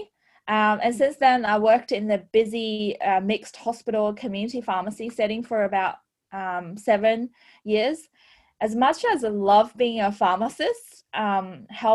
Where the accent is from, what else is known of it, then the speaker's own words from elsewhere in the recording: Shanghai, China; now in Australia; I was born in Shanghai, China, and I was grew up in a fourth generation medical family